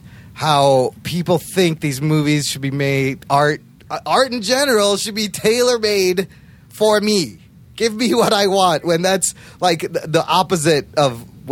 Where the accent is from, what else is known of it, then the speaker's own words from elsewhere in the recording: Chicago, Illinois, United States; I'm Pakistani-American. I was born here, raised Pakistani